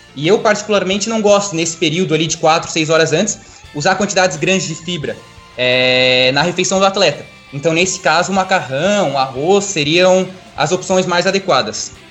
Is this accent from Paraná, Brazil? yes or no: no; Atalanta, Santa Catarina, Brazil; now in Blumenau, Brazil; eu sou natural de Atalanta, Santa Catarina, uma cidade interior que tem 3 mil habitantes